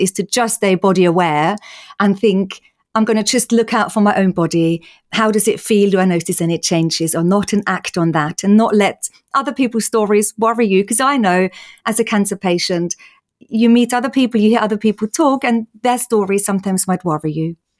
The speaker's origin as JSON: {"language": "English", "country": "Austria", "moved": "yes", "said": "in case people are wondering about my accent. I'm Austrian"}